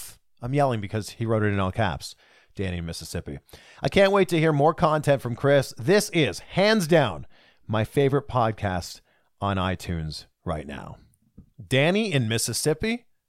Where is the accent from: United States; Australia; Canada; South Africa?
Canada; I am Canadian.